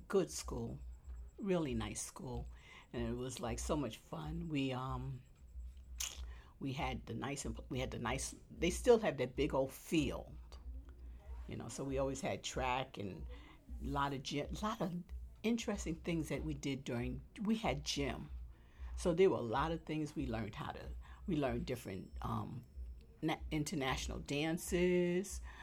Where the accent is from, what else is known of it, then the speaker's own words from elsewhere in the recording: New York City, New York, United States; also born or lived in Manhattan; now in Queens, United States; we moved from Manhattan to Brooklyn. Oh, I was still in elementary school. Um, I graduated from PS 72 over in Brooklyn